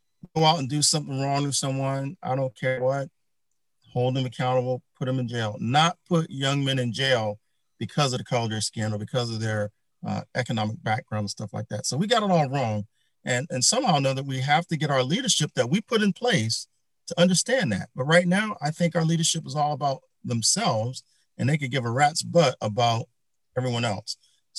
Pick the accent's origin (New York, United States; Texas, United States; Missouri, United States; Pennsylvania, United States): Pennsylvania, United States; Philadelphia; I'm from North Philly.